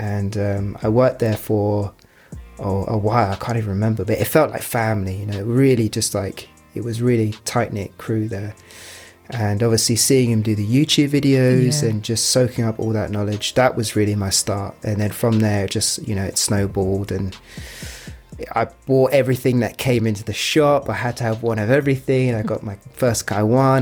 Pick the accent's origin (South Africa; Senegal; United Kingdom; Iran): United Kingdom; also born or lived in London; being British